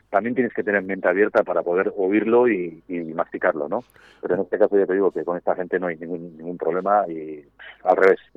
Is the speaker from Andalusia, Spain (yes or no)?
no; Gipuzkoa, Basque Country, Spain; un pueblo pequeñito que se llama Festoa, bañado por el río Urola, y nada, nosotros somos de las tribus